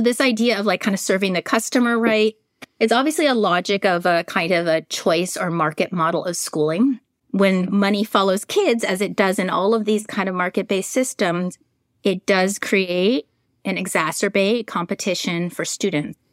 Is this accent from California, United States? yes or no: yes; San Francisco, California, United States; I'm also a native of San Francisco, California